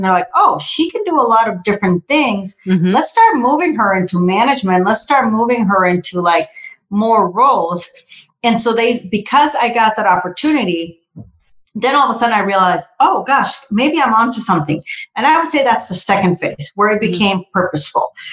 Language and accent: English; Costa Rica; English is a second language; moved away; I'm originally from Costa Rica. So, you know, definitely English is my second language